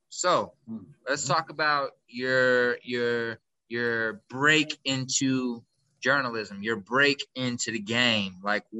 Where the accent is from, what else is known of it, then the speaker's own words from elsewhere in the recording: Kansas City, United States; growing up in Kansas City, the closest thing we had